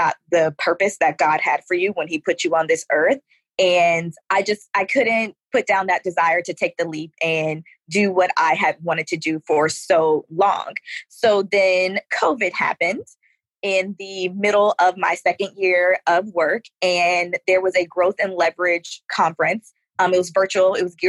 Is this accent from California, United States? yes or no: no; Atlanta, Georgia, United States; now in Houston, United States; I am a military brat, but for the most part, I grew up in Atlanta, Georgia.